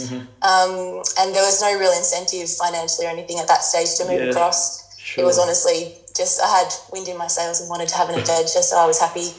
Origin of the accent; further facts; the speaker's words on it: Melbourne, Victoria, Australia; moved away as an adult; now in Western Australia, Australia; I was born in Melbourne and grew up in Melbourne. My whole life was in Melbourne.